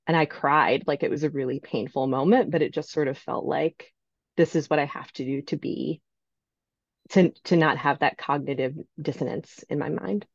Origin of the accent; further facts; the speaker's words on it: New York City, New York, United States; I'm from New York. I'm from New York City, and I grew up in a, I would say, fairly Catholic family